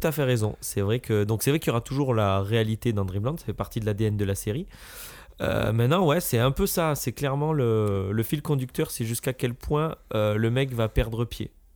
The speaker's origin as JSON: {"language": "French", "country": "France", "said": "Je suis un Français"}